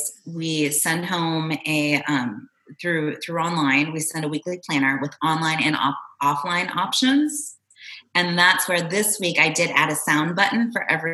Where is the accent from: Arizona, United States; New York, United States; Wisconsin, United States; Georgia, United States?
Arizona, United States; moved away as an adult; also born or lived in Toronto, Canada; now in Austin, United States; I'm originally from Toronto, and I grew up in Arizona